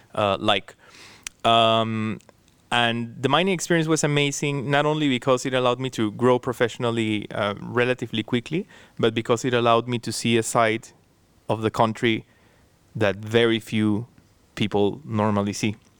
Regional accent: Peru; moved away as an adult; now in Cambridge, United Kingdom; I was born and raised in Peru

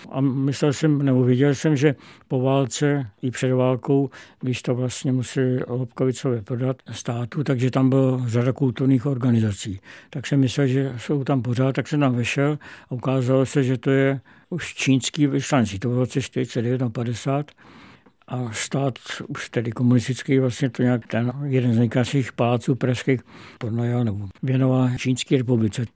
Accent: Prague, Czechia; jezdil jsem po pražském okolí, po Zahradách, po Stromovce

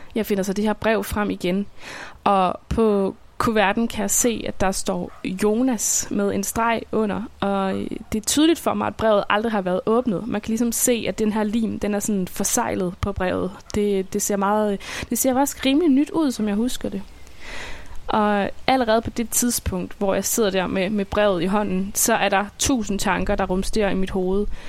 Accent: Svendborg, Southern Denmark, Denmark; jeg bor i Svendborg, som er min barndomsby på Sydfyn.

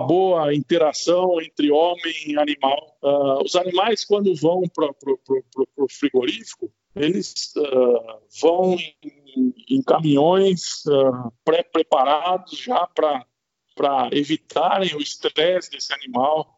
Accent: Brazil; a gente, como brasileiro

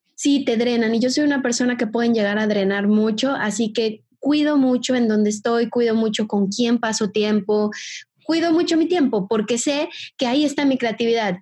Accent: Mexico; accent: Mexican; moved away as an adult; also born or lived in Brazil; soy mexicana, por si todavía no me escuchan el acento

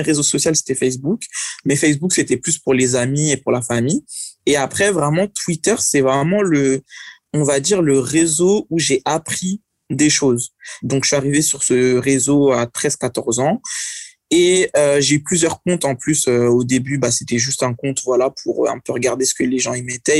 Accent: France; je suis né en France

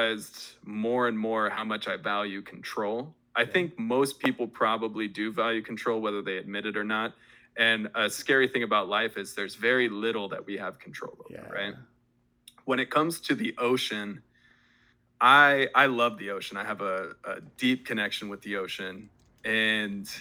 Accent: Las Vegas, Nevada, United States; moved away; also born or lived in Oregon; I grew up in Vegas

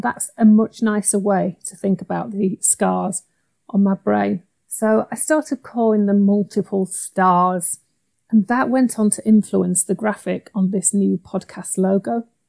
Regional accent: Yorkshire and the Humber, United Kingdom; I'm a Yorkshire lass

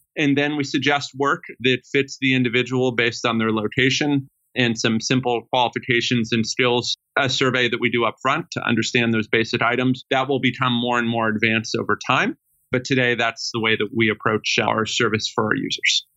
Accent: Sacramento, California, United States; I grew up in Sacramento, California, with a single mother

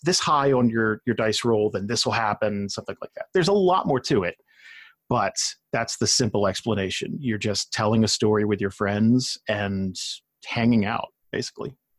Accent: New Jersey, United States; moved away; I grew up in South Jersey

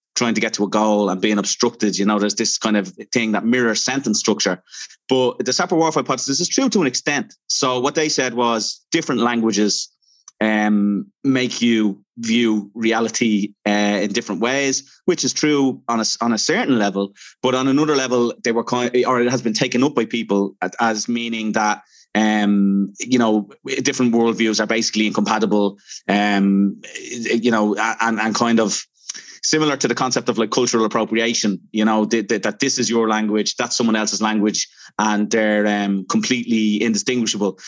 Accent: Dublin, Leinster, Ireland; I'm from Dublin.

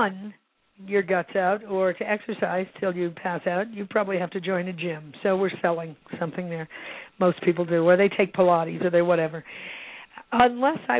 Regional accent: Illinois, United States; also born or lived in Santa Barbara; now in Santa Fe, United States; I grew up in the Midwest, and in Illinois

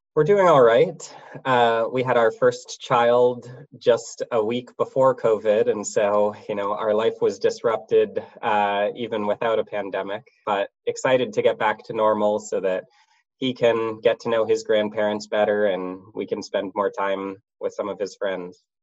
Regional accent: United States; I grew up outside of the DC area

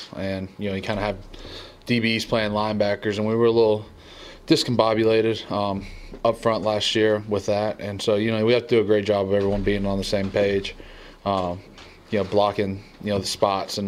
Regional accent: the South, United States; moved away; I grew up in the South

